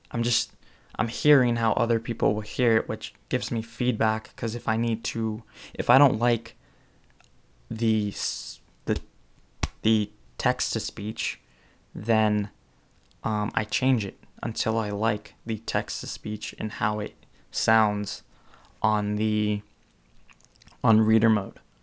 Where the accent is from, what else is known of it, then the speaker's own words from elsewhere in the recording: California, United States; I'm from California